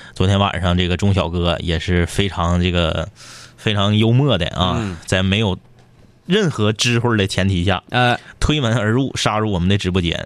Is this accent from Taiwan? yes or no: no; Northeast China, China; accent: Northeastern (Dongbei) dialect; 用我们东北话说